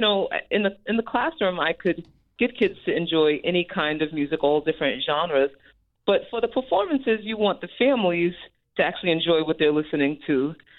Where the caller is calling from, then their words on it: New Jersey, United States; I'm calling from New Jersey. Okay. I live in New Jersey.